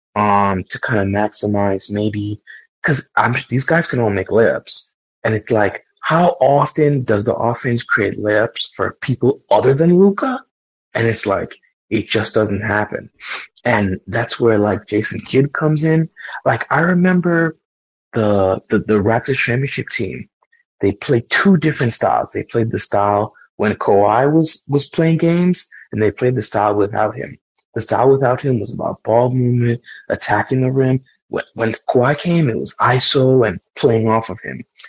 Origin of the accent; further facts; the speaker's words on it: New York, United States; I grew up in New York